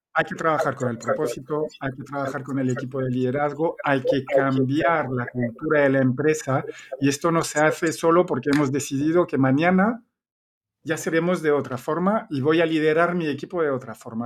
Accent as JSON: {"language": "Spanish", "country": "Belgium", "also_born_or_lived": "Spain / Chile", "accent": "Belgian", "second_language": "Spanish", "moved": "as an adult", "said": "yo soy belga, se nota el acento"}